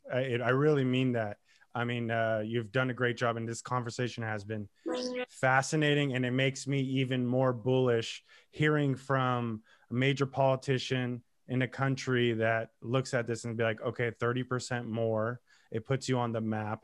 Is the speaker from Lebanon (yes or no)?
yes; Lebanon; I'm Lebanese Armenian